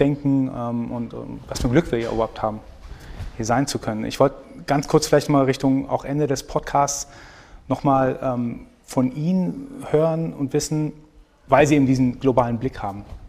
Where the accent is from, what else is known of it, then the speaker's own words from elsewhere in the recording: Iran; now in Germany; Ich bin aus dem Iran